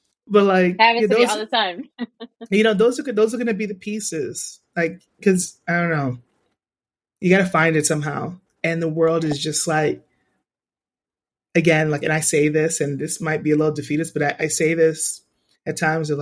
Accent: New York City, New York, United States; I'm born and bred in Brooklyn

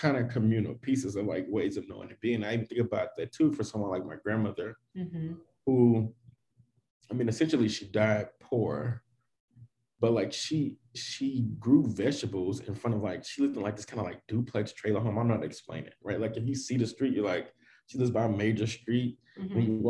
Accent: the South, United States; those are the kind of things that I grew up on in the South.

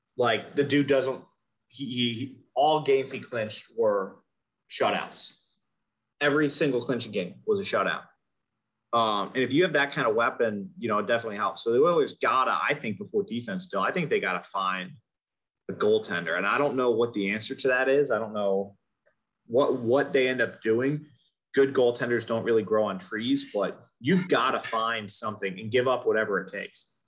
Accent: United States; we're American

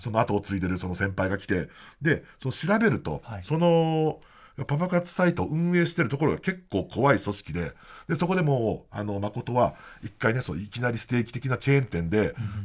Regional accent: Niigata, Japan; moved away as an adult; now in Tokyo, Japan; 新潟に帰省する

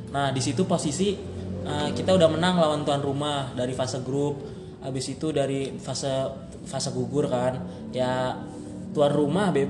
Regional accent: Jakarta, Indonesia; Oh, gua asalnya dari Jakarta.

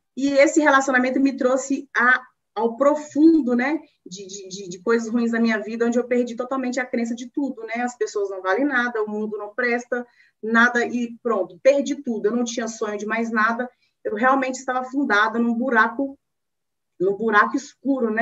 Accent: northern Minas Gerais, Brazil; now in Belo Horizonte, Brazil; eu sou mineirinha de raiz, né? Sou mineira, nasci em Minas, lá no norte de Minas, e eu hoje moro em Belo Horizonte

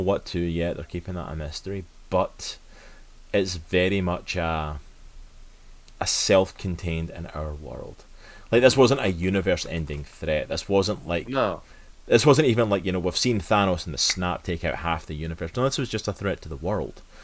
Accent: Scotland, United Kingdom; I am from Scotland

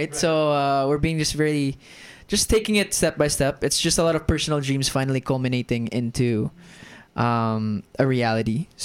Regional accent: Germany; accent: American; I'm half Filipino. I am half British. I sound American, and I grew up in Germany. So I am the definition of a third culture kid.

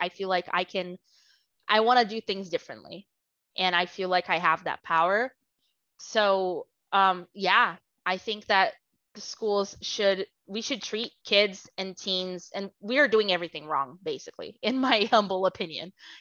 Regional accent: Brazil; first language Portuguese; English is a second language; moved away as an adult; now in United States; I was born and raised in Brazil

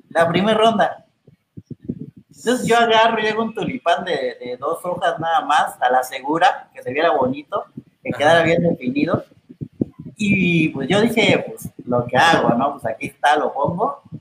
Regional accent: Chiapas, Mexico; como soy de Chiapas

